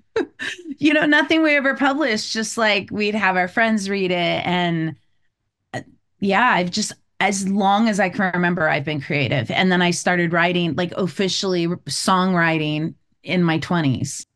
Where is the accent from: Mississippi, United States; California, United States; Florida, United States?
California, United States; moved away as an adult; also born or lived in Savannah, Georgia / Hawaii; now in East Coast, United States; I grew up in California